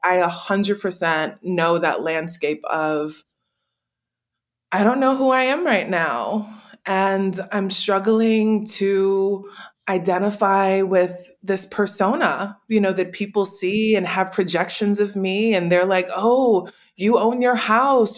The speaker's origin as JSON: {"language": "English", "town": "New Orleans", "region": "Louisiana", "country": "United States", "tie": "born or raised there", "said": "I was born and raised in New Orleans"}